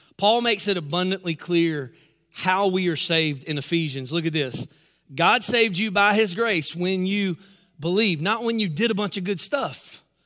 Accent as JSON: {"language": "English", "town": "Newnan", "region": "Georgia", "country": "United States", "tie": "born or raised there", "said": "my hometown, Noonan, Georgia"}